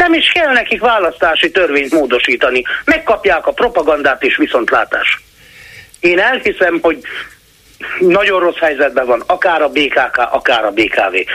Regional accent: Hungary; Nézze, én vidéki vagyok, nagyon sokat járok Budapestre

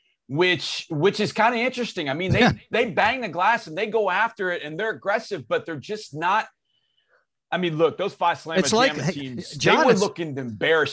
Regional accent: Houston, Texas, United States; I'm from Houston

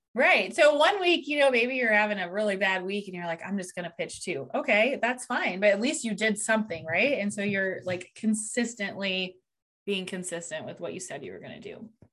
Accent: Columbus, Ohio, United States; I'm actually from Columbus, Ohio. So, over here in the United States

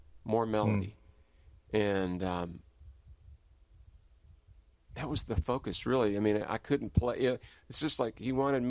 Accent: Louisville, Kentucky, United States; now in Austin, United States; growing up in Louisville

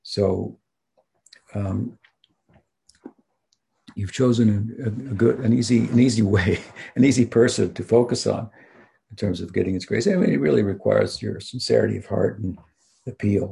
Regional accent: United States; I'm from the United States

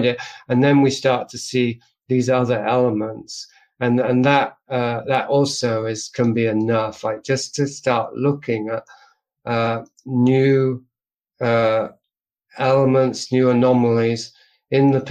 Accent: England, United Kingdom; I'm from England

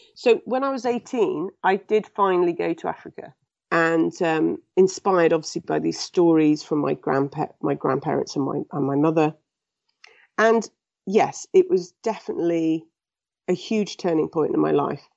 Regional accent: England, United Kingdom; I was born in England and raised in England.

